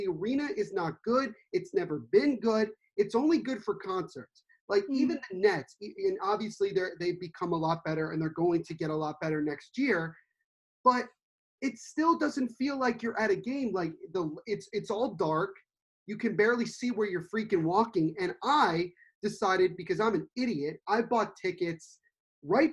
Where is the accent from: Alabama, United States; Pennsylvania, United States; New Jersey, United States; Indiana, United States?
New Jersey, United States; Central; I'm from Central New Jersey